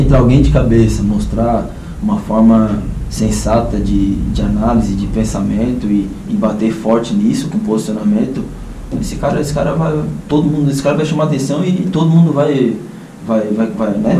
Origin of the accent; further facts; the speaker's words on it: Criciúma, Santa Catarina, Brazil; Então cresci também no, no Heriberto Wilson, nesse, nesse ambiente